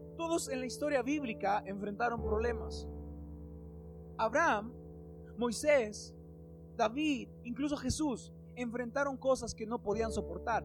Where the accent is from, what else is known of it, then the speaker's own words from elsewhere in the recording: Mexico; En México tenemos muchos